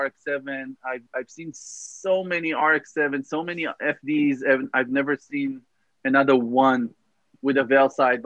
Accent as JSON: {"language": "English", "country": "Israel", "tie": "born or raised there", "also_born_or_lived": "Tel Aviv, Israel", "moved": "as an adult", "lives_now": "Los Angeles, United States", "said": "growing up in Israel, as a kid in the 90s"}